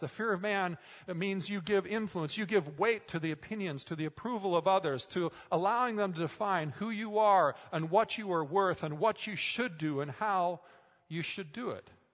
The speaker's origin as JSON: {"language": "English", "region": "Minnesota", "country": "United States", "tie": "born or raised there", "moved": "yes", "said": "Growing up in Minnesota, I spent a lot of time working on farms"}